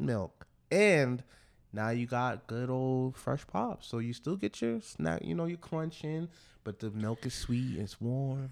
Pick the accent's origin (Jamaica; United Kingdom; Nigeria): Nigeria; I am a Nigerian